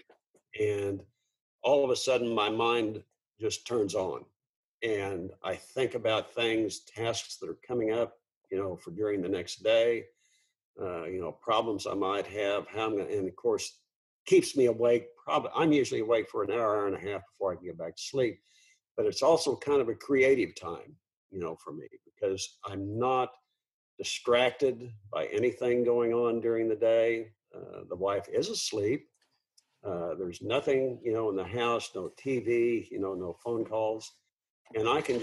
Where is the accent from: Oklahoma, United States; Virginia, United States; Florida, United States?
Oklahoma, United States; south of Edmond; I was born in Oklahoma City, you know, in 1949